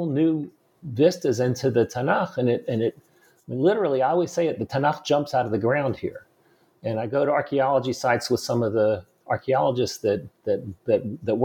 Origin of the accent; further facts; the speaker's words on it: Atlanta, Georgia, United States; moved away as an adult; now in Israel; I grew up in Atlanta, Georgia